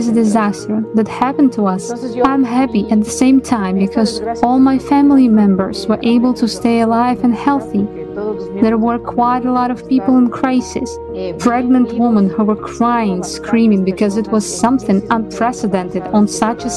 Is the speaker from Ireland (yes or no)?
no; Guano, Chimborazo, Ecuador; I'm from Ecuador. I live in a canton of the city of Riobamba that belongs to the province of Chimborazo, which is called Guano.